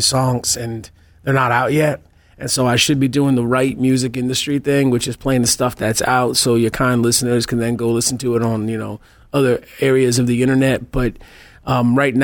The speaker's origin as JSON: {"language": "English", "town": "New Haven", "region": "Connecticut", "country": "United States", "said": "I'm originally from New Haven, Connecticut"}